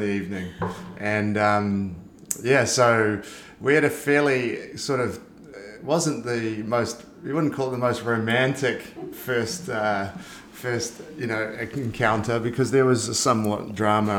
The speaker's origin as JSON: {"language": "English", "country": "New Zealand", "also_born_or_lived": "Spain", "moved": "yes", "said": "I'm from New Zealand"}